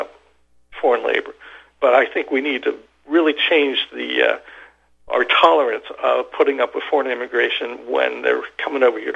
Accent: United States; we as American people in our workforce in our community

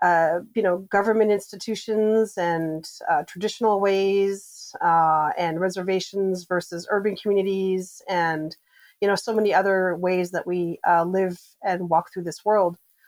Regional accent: Winnipeg, Manitoba, Canada; moved away; also born or lived in Iowa; citizen of the George Gordon First Nation, and that's in Saskatchewan, Manitoba, Canada. And I grew up in Winnipeg, Manitoba, which is not too far from there. So I grew up in an urban setting, but, you know, went back and forth to visit my reservation as a child.

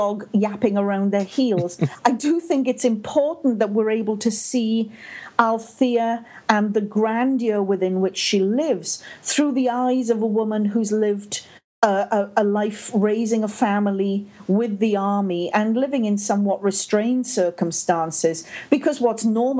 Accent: Wales, United Kingdom; accent: Welsh-Canadian; now in Canada; That's absolutely right. This is a Welsh-Canadian accent. Sometimes it's a little bit more Welsh, and other times it's a little bit more Canadian.

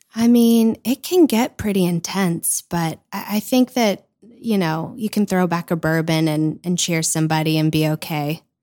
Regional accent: Louisville, Kentucky, United States; I grew up in Louisville

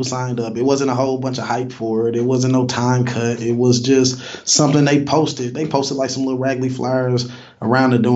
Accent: Fort Wayne, Indiana, United States; I was born in Fort Wayne. I'm from Indiana. Came up through the 80s and the 90s.

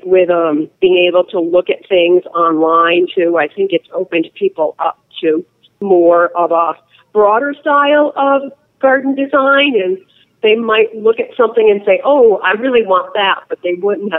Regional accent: New England, United States; now in Arizona, United States; I grew up in New England where you didn't have to worry about water.

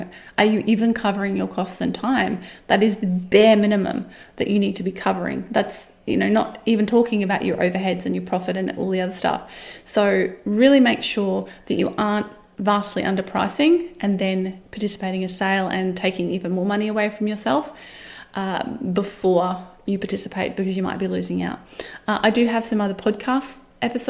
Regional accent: Australia; as an Australian

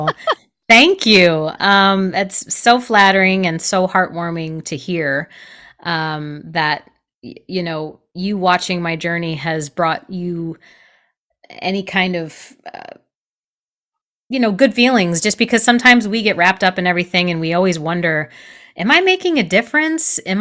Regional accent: Michigan, United States; moved away; also born or lived in New York City; I grew up in Michigan. I am a Midwest girl at heart

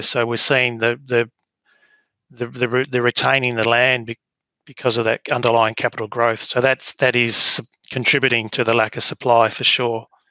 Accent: Mount Barker, Western Australia, Australia; now in Albany, Australia; grew up uh, on a farm west of west of um, Mount Barker

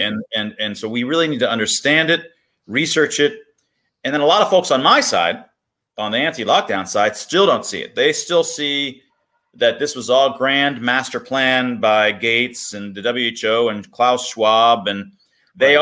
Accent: United States; I was born in America.

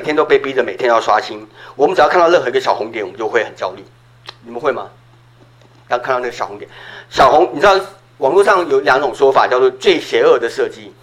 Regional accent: Taiwan; 我在小时候在台湾，我们春节是会大家一起看那个春节除夕节目的

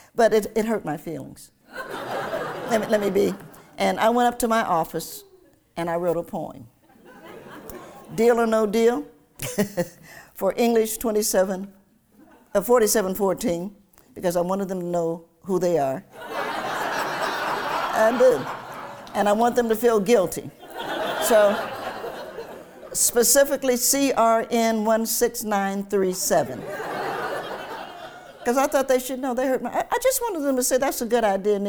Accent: Lincoln Heights, Ohio, United States; also born or lived in Knoxville, Tennessee / Cincinnati, Ohio; I grew up in a little town called Lincoln Heights

